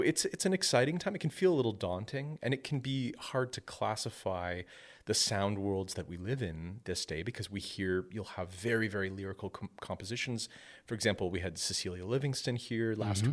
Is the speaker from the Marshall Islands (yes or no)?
no; Penetanguishene, Ontario, Canada; moved away as an adult; also born or lived in Midland, Ontario / Lafontaine, Ontario; now in Oakville, Canada; I come from a small community uh, in Ontario and lived there all of my life. This was this was a, a little community called Penetanguishene